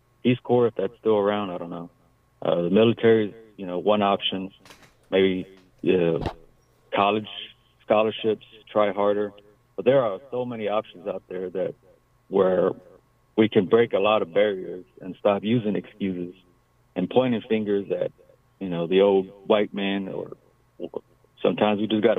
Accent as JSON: {"language": "English", "area": "Hidalgo County", "region": "Texas", "country": "United States", "tie": "born or raised there", "said": "growing up in Hidalgo County, one of the poorest counties in the country"}